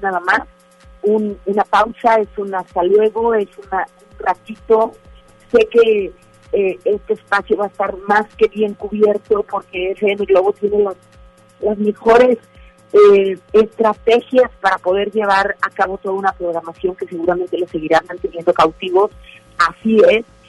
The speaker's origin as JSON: {"language": "Spanish", "town": "Monterrey", "region": "Nuevo León", "country": "Mexico", "said": "así somos los, los regios"}